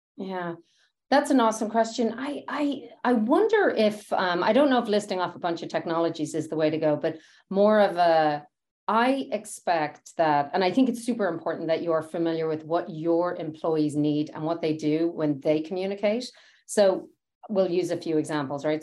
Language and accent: English; Dublin, Leinster, Ireland; moved away as an adult; now in United States; I grew up in Dublin